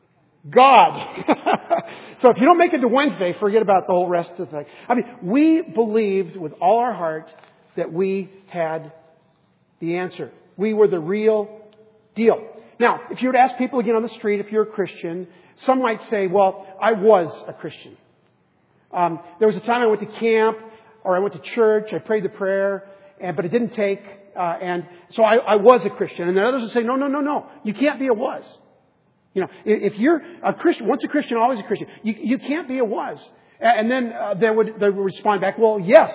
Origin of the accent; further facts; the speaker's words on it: San Diego, California, United States; we grew up in San Diego